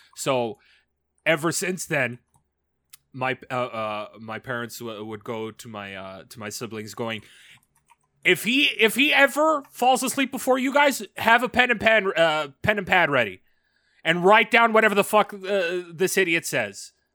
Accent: Canada; As a Canadian

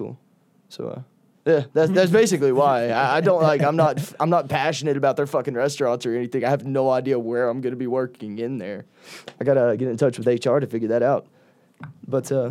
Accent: Alabama, United States; I'm from Alabama

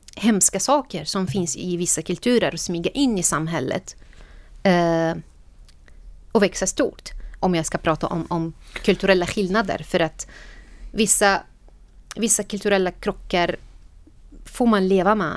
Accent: Syria; Swedish is a second language; moved away as an adult; now in Sweden

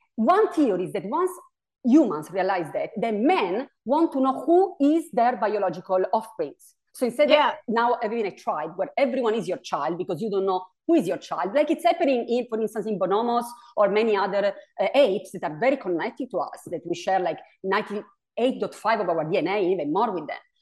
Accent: Italy; English is a second language; also born or lived in New York State; now in New York, United States; my pronunciation here is, is a little off because I'm originally from Italy

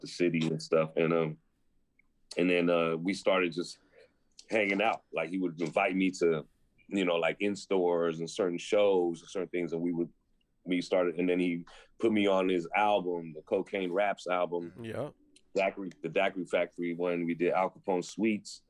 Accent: San Francisco, California, United States; I grew up in Lower Haight, Hayden Fillmore, basically area

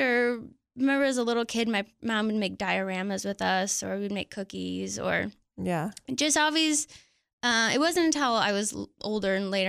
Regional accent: Mount Pleasant, Michigan, United States; moved away; I grew up in Michigan. Smack dab in the middle of Michigan.

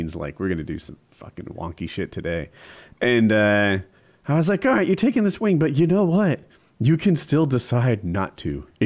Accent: New Jersey, United States; now in North Carolina, United States; we're in North Carolina, but we're from Jersey.

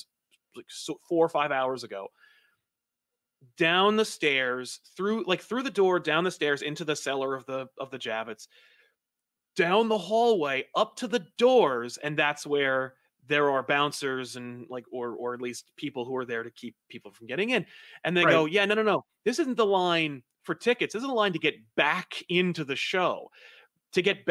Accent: New Jersey, United States; I'm from Jersey.

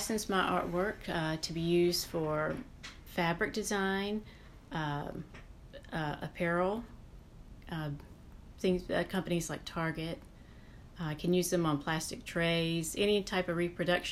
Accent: the South, United States; Growing up in the South

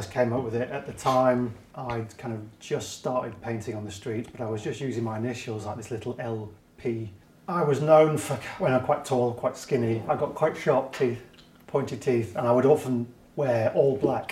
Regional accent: Wigan, North West England, United Kingdom; moved away as an adult; also born or lived in Blackpool / London; I'm from Wigan originally.

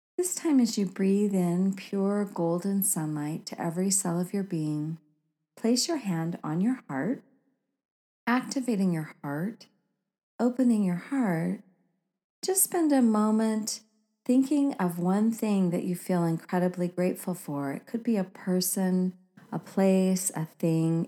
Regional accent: Oregon, United States; growing up in Oregon

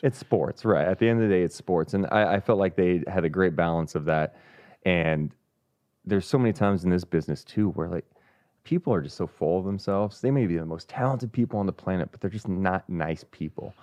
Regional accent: Sacramento, California, United States; also born or lived in Carmichael, California / San Francisco; I'm born and raised here

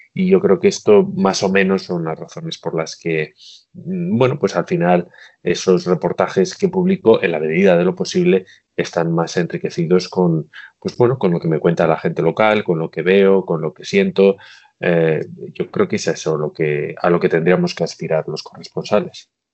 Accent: Bilbao, Basque Country, Spain; moved away as an adult; also born or lived in Belfast; now in Shanghai, China; Yo soy de Bilbao

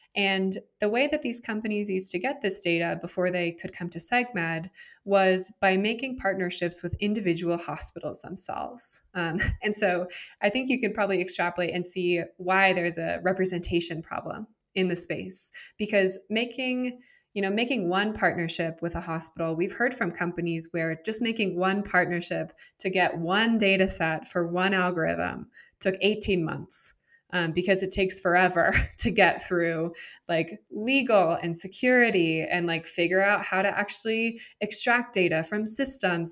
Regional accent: San Jose, California, United States; also born or lived in Miami, Florida; I'm originally from San Jose, California. Uh, grew up in Silicon Valley

